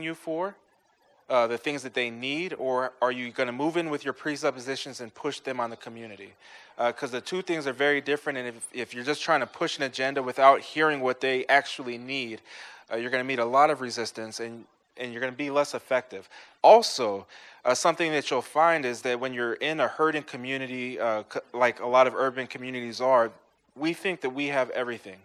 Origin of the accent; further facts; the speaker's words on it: Ferguson, Missouri, United States; For most of my life, I grew up in Ferguson, Missouri.